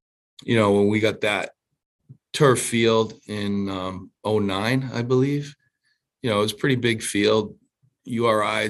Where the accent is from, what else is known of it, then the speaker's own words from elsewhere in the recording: Providence, Rhode Island, United States; I grew up near Federal Hill in Providence, Rhode Island